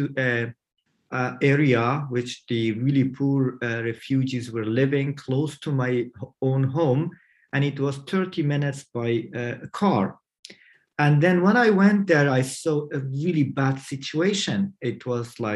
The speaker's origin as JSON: {"language": "English", "country": "Iran", "tie": "born or raised there", "also_born_or_lived": "Kabul, Afghanistan", "moved": "as an adult", "said": "I was born in Kabul in 1981, and then due to communist regime problems and cruelty to the society and my family, we were fled to Iran when I was a baby. And I grew up in Iran"}